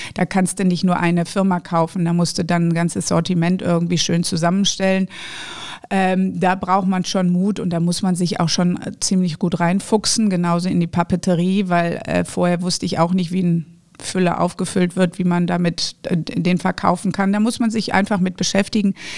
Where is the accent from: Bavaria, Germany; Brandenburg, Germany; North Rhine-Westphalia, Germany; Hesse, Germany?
North Rhine-Westphalia, Germany; Düsseldorf; Die ersten sieben Jahre meines Lebens habe ich auf der Kö gelebt, was ich seit 20 Jahren wieder tue